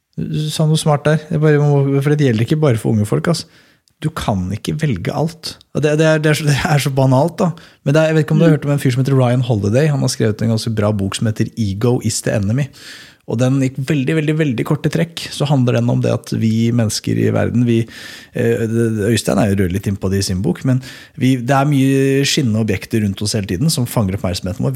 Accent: Skedsmokorset, Akershus, Norway; der jeg kommer fra, da, på Skedsmokorset

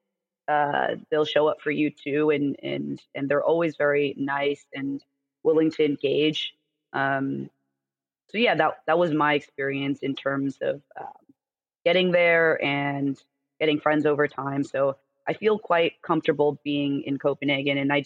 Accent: United States; also born or lived in California / Denmark; as an American

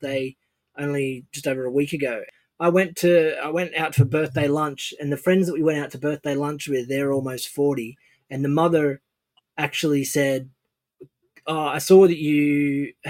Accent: Australia; pride as an Aussie

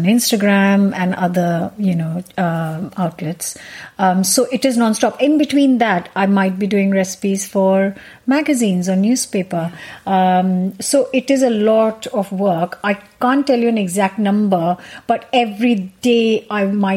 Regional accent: Punjab, India; moved away as an adult; now in United Kingdom; I'm Punjabi, which is I'm North Indian

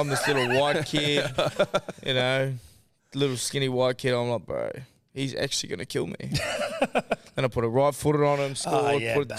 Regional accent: Waiheke, Auckland, New Zealand; So, it's North Island, but it's called the Hauraki Gulf. It's like a half an hour boat ride, 35-minute boat ride from Auckland.

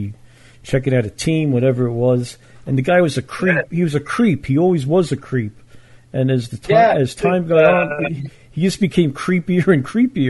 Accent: New York City, New York, United States; moved away as an adult; now in New Mexico, United States; I was born in Brooklyn. Brooklyn, and I live in New Mexico now.

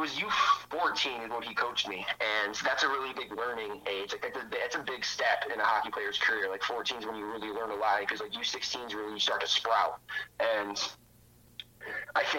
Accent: Toledo, Ohio, United States; I was from Toledo

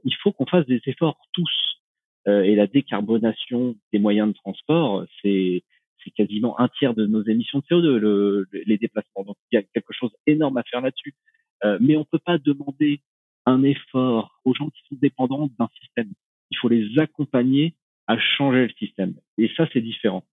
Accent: Normandy, France; moved away as an adult; ma Normandie natale

